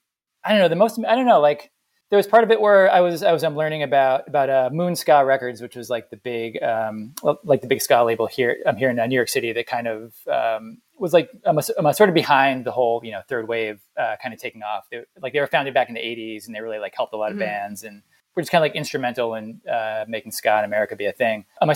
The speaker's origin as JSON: {"language": "English", "country": "Jamaica", "said": "I'm from Jamaica. That's where I was born, in the sort of late 50s"}